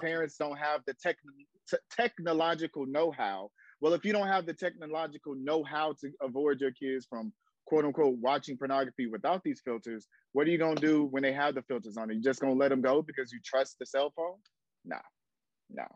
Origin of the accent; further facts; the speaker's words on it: Jacksonville, Florida, United States; now in Atlanta, United States; I'm in Atlanta, Georgia, by way of Jacksonville, Florida. So I'm from Duval. So I'm a Southern boy